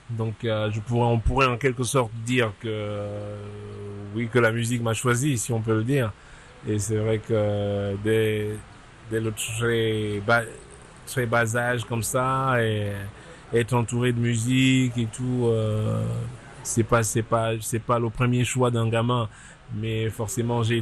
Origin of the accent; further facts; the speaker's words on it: East, Cameroon; also born or lived in France; now in United States; Donc, je suis euh, natif du Cameroun, à l'est du Cameroun, et j'ai grandi au Cameroun. Donc, et je quitte le Cameroun pour aller donc en France où je reste un peu de temps.